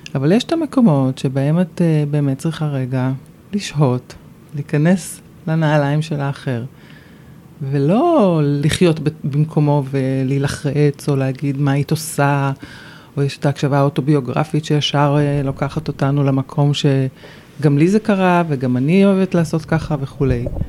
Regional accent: Jerusalem, Jerusalem District, Israel; moved away as an adult; now in Ramat HaSharon, Israel; רוב שנות ילדותי היו ברמת דניה

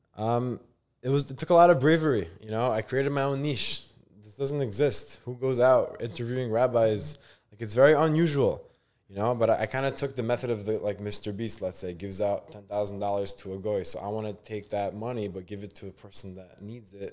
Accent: New York City, New York, United States; born or raised there; also born or lived in Israel

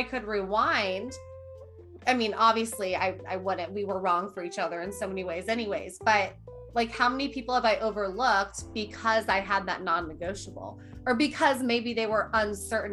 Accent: Midwest, United States; I was raised in a Midwestern lifestyle

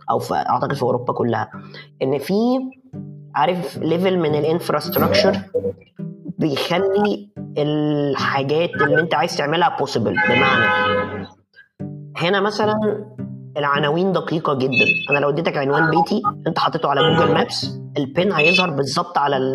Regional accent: Egypt; احنا ما عندناش للاسف في مصر شركات انترنت عملاقه

